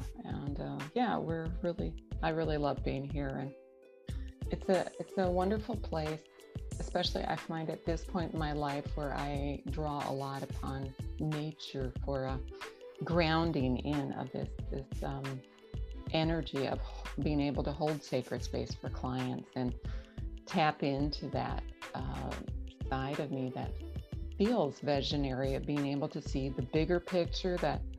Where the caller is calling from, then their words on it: Madison, Wisconsin, United States; So I'm calling from Madison, Wisconsin. It's about 2 hours north of Chicago, and it's a beautiful wooded area. And I really love being here.